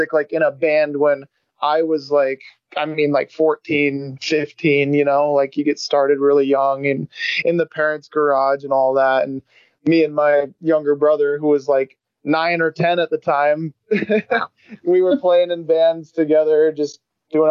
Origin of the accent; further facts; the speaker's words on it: Boise, Idaho, United States; we're from Boise, Idaho